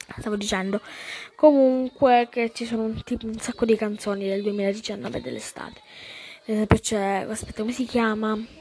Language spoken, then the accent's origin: Italian; Calabria, Italy; sono della Calabria.